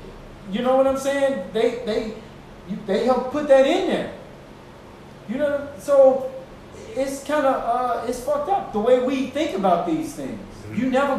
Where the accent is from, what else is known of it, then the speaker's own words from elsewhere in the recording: United States; We have to learn a different language. We are American, very much so. But we have a different culture than normal, like, run-of-the-mill Americans.